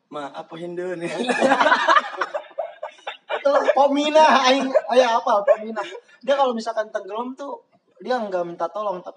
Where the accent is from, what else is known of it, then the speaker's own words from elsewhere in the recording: Pasir Sukore, Indonesia; di tempat gua lahir di Pasir Sukore itu udah nggak ada lapangan bola